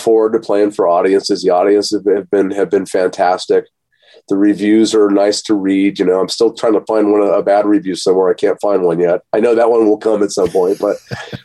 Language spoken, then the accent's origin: English; Las Vegas, Nevada, United States; also born or lived in San Jose, California / Portland; my life and my family and growing up in Vegas and the change in Vegas